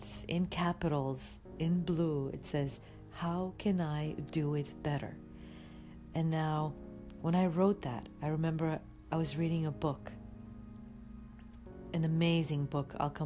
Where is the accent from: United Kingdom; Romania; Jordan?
Romania; Timișoara, Timiș County; English is a second language; moved away as an adult; now in United States; Timișoara. That's my hometown in Romania.